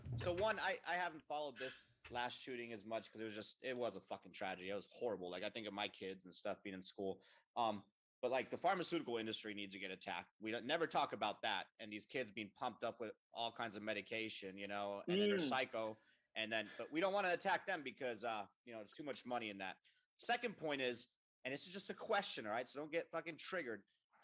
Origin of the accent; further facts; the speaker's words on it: Germany; moved away; I grew up in Germany.